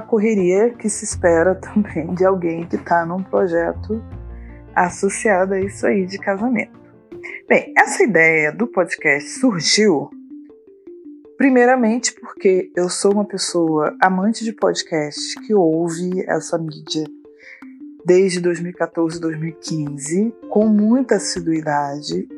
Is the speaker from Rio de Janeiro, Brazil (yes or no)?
yes; Duque de Caxias, Rio de Janeiro, Brazil; also born or lived in Niterói, Brazil; eu sou do Rio de Janeiro, nasci em Duque de Caxias, atualmente moro na cidade de Niterói.